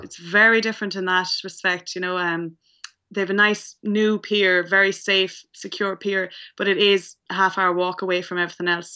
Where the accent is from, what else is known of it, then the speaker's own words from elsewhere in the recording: Mullagh, County Clare, Munster, Ireland; I'm at home in County Clare in, uh, my hometown Moloch.